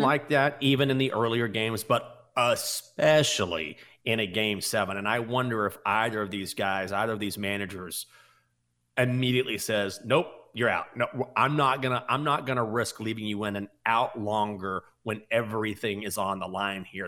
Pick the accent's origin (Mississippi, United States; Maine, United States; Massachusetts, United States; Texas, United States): Texas, United States; Breckenridge; I'm from God, Breckenridge, Texas